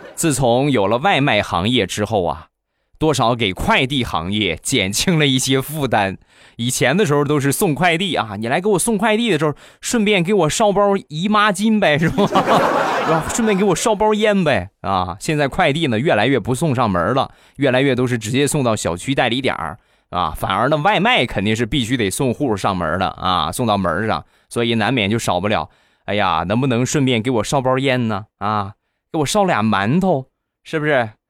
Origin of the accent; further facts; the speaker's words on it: Rizhao, Shandong, China; 我们家乡的日照绿茶